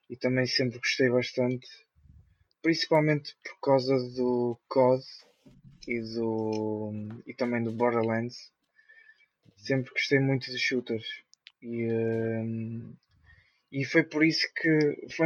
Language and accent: Portuguese; Vila Nova de Gaia, Porto District, Portugal; uh, eh, sou de Vila Nova de Gaia, sou homem do Norte.